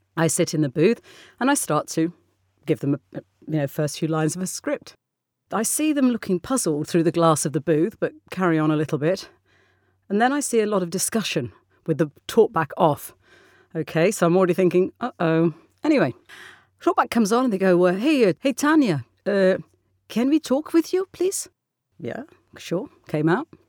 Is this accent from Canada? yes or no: no; England, United Kingdom; I am English.